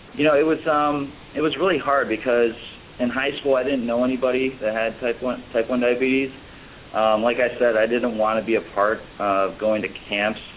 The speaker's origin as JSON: {"language": "English", "town": "Chicago", "region": "Illinois", "country": "United States", "also_born_or_lived": "Florida", "said": "I'm originally from Chicago"}